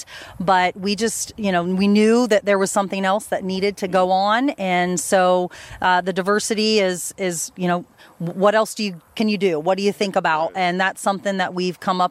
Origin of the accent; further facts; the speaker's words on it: Cedarville, Ohio, United States; now in Ada, United States; grew up in Cedarville, Ohio